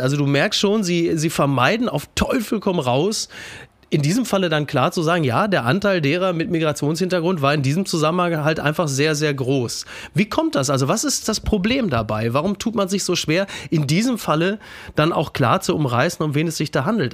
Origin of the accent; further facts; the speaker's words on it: Castrop-Rauxel, North Rhine-Westphalia, Germany; ich komme aus Kastrop-Rauxel, also unweit von Datteln